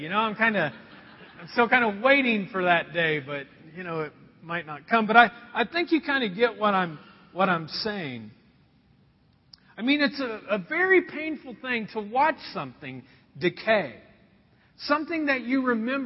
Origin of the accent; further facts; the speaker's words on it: Anderson, United States; moved away; the house that I was raised in Anderson